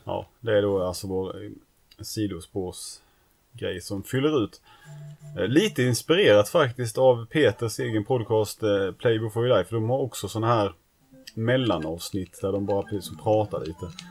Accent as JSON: {"language": "Swedish", "town": "Näsum", "region": "Skåne", "country": "Sweden", "tie": "born or raised there", "said": "när jag var liten bodde i Näsum så fanns det ingen pizzeria där i Näsum"}